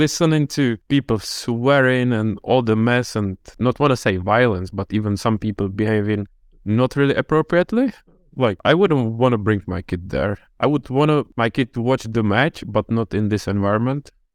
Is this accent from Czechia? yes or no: yes; Czechia; moved away; I'm from the Czech Republic